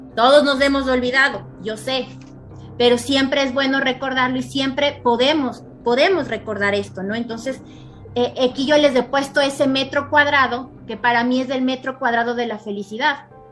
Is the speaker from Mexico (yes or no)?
no; Ecuador; en mi país, en Ecuador